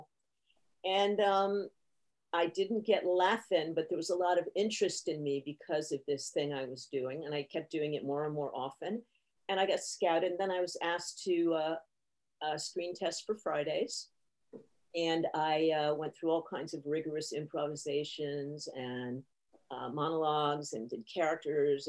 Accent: New Haven, Connecticut, United States; I'm from the other side of the tracks in New Haven, Connecticut

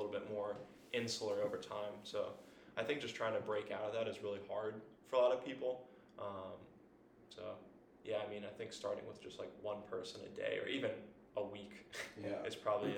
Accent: United States; moved away; also born or lived in Philadelphia, Pennsylvania / Florida; around my hometown, about an hour away

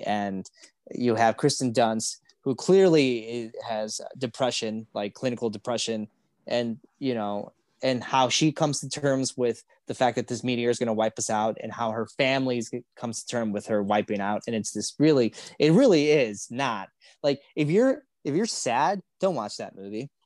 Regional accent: Chicago, Illinois, United States; we're from Chicago

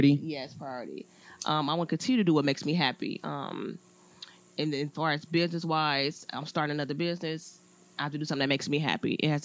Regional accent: Compton, California, United States; I was born and raised in Compton.

